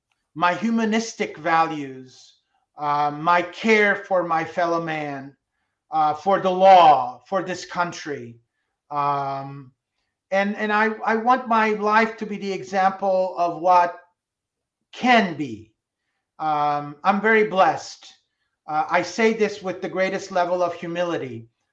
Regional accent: France; Oh, I still listen to very much music that I grew up with in France.

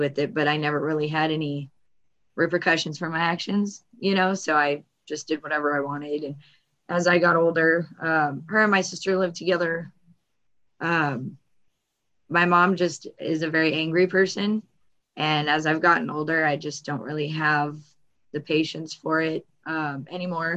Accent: Glendale, California, United States; I was born in Glendale. We lived in the same spot till I was about 14.

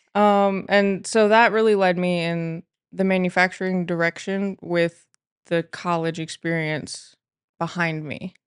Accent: Mansfield, Ohio, United States; I grew up here in the Mansfield area

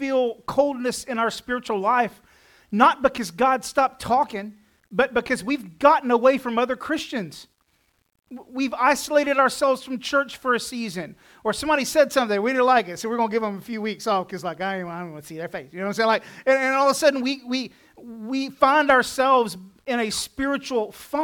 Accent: Texas, United States; I'm from Texas

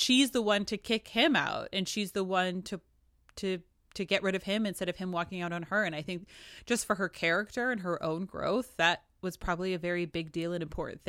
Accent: New Hampshire, United States; I'm from New Hampshire. I can't stand people from Boston.

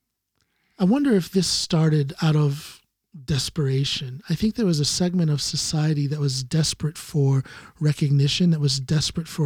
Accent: Ohio, United States; moved away as an adult; now in Norway; It's pretty red back in my hometown

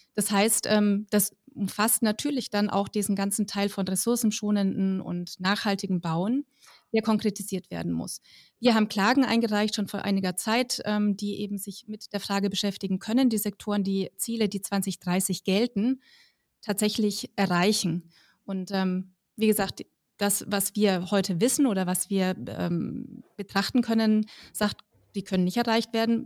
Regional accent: Middle Franconia, Bavaria, Germany; ich komme zum Beispiel aus Mittelfranken

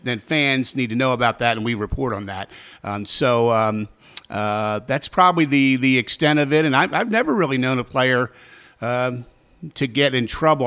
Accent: Baltimore, Maryland, United States; also born or lived in Frederick, Maryland / Richmond, Virginia; my hometown of Baltimore

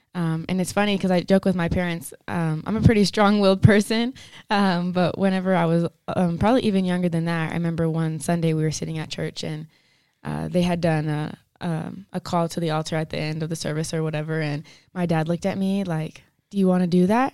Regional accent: Denver City, Texas, United States; moved away as an adult; now in Pueblo, United States; I'm from Denver City, Texas. It's a small town southwest of Lubbock

